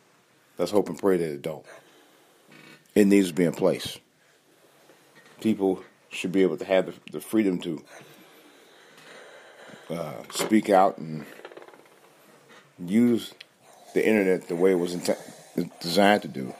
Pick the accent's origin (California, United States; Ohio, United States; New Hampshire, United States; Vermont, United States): Ohio, United States; And I'll talk about that stupid bitch from my home state, Omarosa, and her firing.